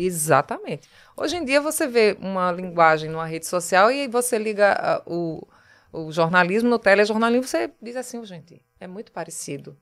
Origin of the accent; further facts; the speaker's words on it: Taquaritinga do Norte, Pernambuco, Brazil; also born or lived in Paraíba; now in Recife, Brazil; Eu nasci em Taquaritinga, né, no Agreste, a 160 quilômetros daqui